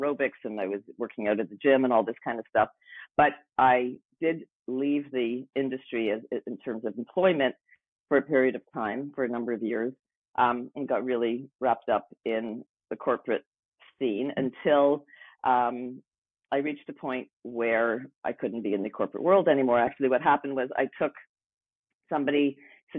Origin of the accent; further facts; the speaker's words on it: Montreal, Quebec, Canada; moved away as an adult; also born or lived in Vancouver; I moved from Montreal, where I grew up, to Vancouver.